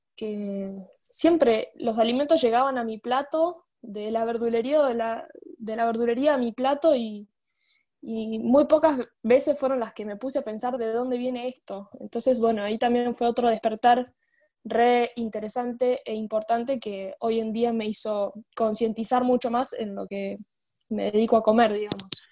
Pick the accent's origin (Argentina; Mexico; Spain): Argentina; Luján, Buenos Aires Province; yo tengo 22 años, soy de Luján